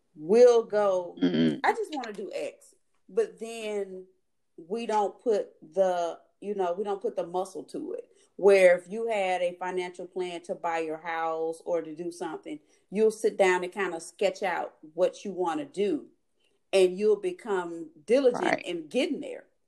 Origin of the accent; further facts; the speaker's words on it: Mobile, Alabama, United States; moved away; from being a little girl growing up in Mobile, Alabama